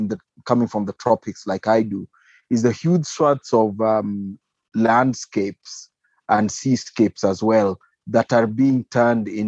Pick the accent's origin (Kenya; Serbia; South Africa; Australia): Kenya; I'm a Kenyan wildlife biologist.